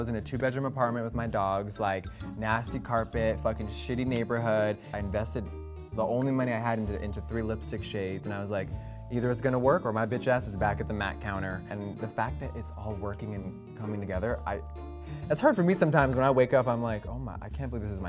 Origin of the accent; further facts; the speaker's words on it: Huntington Beach, California, United States; Huntington Beach.